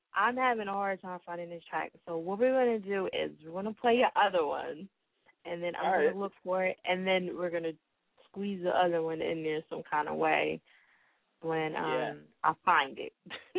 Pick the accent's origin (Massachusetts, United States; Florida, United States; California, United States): Massachusetts, United States; Boston; They don't say I'm from Boston. Boston. They say I'm from Boston. Boston.